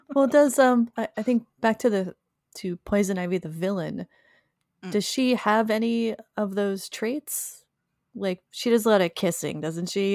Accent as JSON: {"language": "English", "area": "Pine Barrens", "region": "New Jersey", "country": "United States", "tie": "born or raised there", "said": "growing up in the Pine Barrens, I was constantly exposed to poison ivy my whole life"}